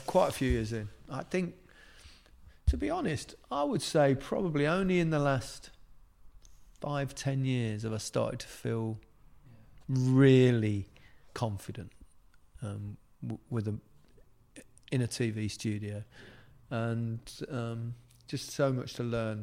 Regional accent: Leicester, East Midlands, United Kingdom; accent: Leicester; moved away as an adult; also born or lived in Liverpool; I've got that Leicester accent, which is really quite flat

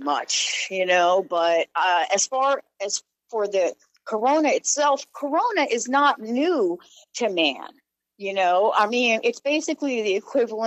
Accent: New Orleans, Louisiana, United States; also born or lived in Alaska; now in Indianapolis, United States; I am from New Orleans

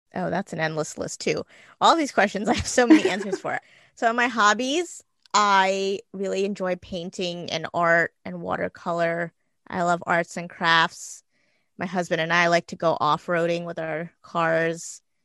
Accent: Gujarat, India; now in New Jersey, United States; I'm Indian. I was born in Gujarat, India, but I live in New Jersey.

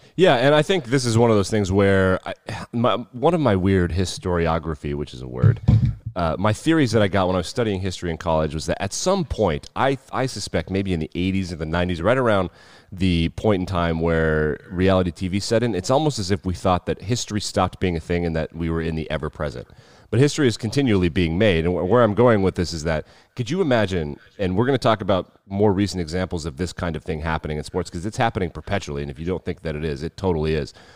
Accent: United States; as an American

